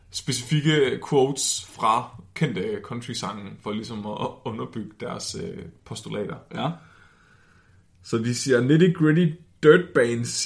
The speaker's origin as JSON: {"language": "Danish", "area": "West Jutland", "region": "Central Denmark Region", "country": "Denmark", "said": "Jeg er ikke fra Danmark, jeg er fra Vestjylland."}